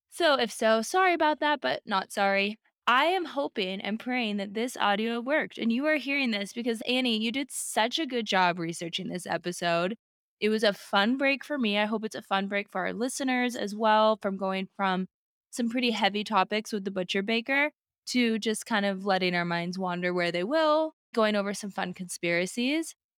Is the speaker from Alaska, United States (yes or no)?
yes; Alaska, United States; growing up in Alaska.